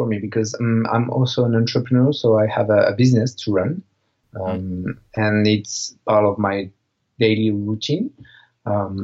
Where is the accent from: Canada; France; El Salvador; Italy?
France; Marseille, Provence-Alpes-Côte d'Azur; in Marseille, in my hometown